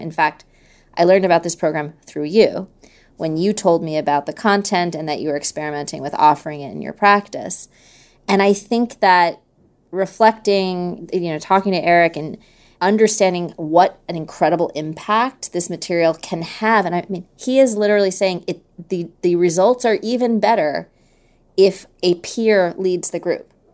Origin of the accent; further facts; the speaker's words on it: New York City, New York, United States; I grew up in New York City